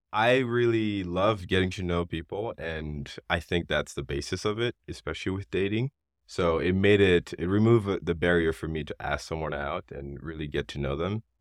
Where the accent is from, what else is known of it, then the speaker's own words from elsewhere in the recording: Haiti; now in United States; growing up in Haiti